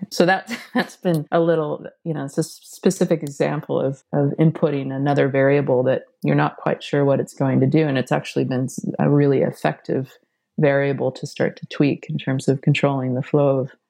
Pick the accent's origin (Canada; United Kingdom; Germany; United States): United States; Seattle, Washington; I grew up in Seattle and so experienced the birth of grunge.